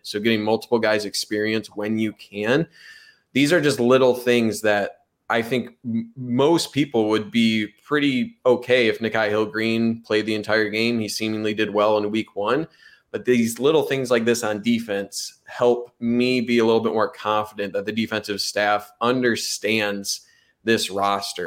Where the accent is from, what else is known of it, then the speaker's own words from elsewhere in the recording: Monroe, Michigan, United States; Monroe, Michigan, my hometown